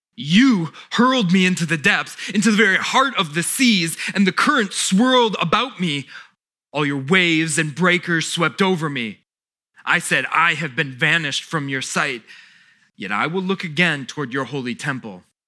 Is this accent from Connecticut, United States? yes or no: no; South Florida, United States; now in Fredericksburg, United States; we grew up in South Florida